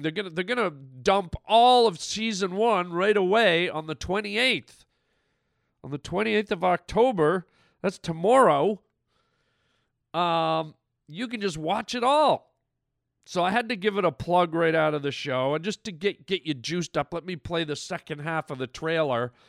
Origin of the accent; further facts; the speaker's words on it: Canada; now in United States; I'm from Canada